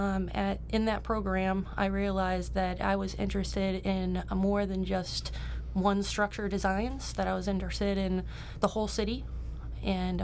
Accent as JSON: {"language": "English", "town": "Cleveland", "region": "Ohio", "country": "United States", "tie": "born or raised there", "also_born_or_lived": "Cincinnati, Ohio", "moved": "as an adult", "said": "I'm originally from Cleveland. I grew up on the east side mostly."}